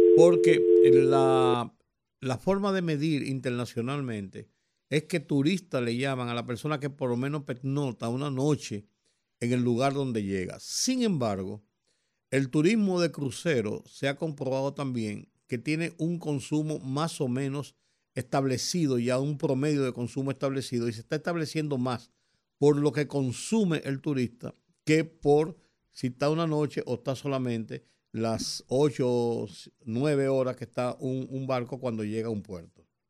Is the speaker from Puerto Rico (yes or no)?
no; Dominican Republic; nosotros lo entendamos como dominicanos